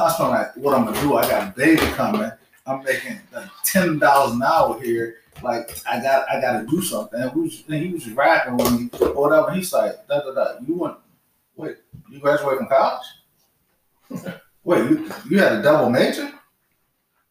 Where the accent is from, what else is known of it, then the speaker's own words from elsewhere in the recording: Richmond, Virginia, United States; I came from Richmond.